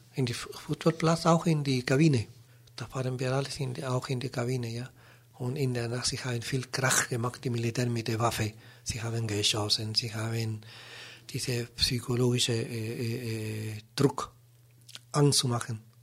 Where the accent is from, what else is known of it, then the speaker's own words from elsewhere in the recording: Chile; German is a second language; moved away as an adult; now in Germany; damals bei uns in Chile